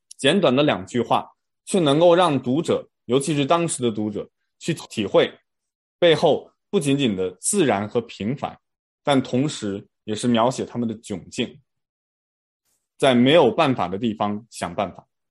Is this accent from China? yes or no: yes; China; 我们中国人